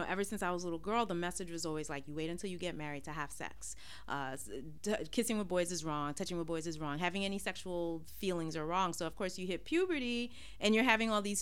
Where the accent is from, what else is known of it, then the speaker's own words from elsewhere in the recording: New York City, New York, United States; growing up in Brooklyn, all I've ever known are black Muslim people.